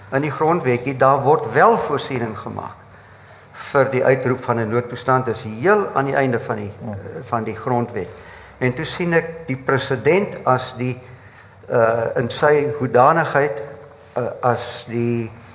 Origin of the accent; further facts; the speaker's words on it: Mpumalanga, South Africa; ek kom van Mpumalanga af